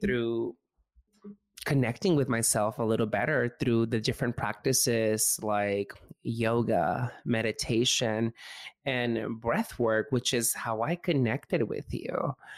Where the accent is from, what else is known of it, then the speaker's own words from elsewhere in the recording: Mexico; I grew up in Mexico